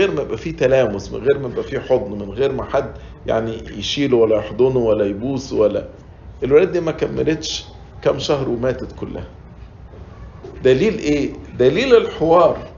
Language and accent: Arabic; Egypt; now in United States; وأنا مش بتكلم عشان إحنا مصريين وعايشين في أمريكا